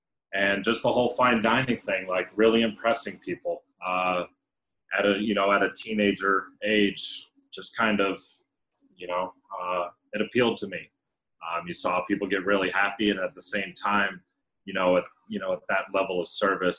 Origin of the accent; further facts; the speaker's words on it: Kansas City, Missouri, United States; moved away as an adult; also born or lived in Seattle / Chicago / Wichita, Kansas / New York City; now in Denver, United States; I'm born and raised in Kansas City. That's home for me. And I moved out to Seattle kind of on a whim. I've kind of moved to different places across the country, including Chicago, Wichita, Kansas, spent a lot of time in New York City as well.